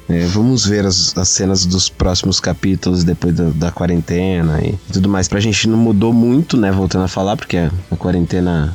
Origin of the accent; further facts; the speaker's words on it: Tietê, São Paulo, Brazil; fui criado aqui, desde pequeno